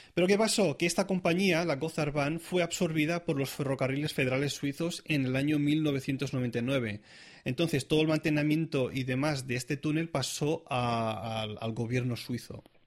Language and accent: Spanish; Catalonia, Spain; moved away as an adult; now in Zurich, Switzerland; como catalán que soy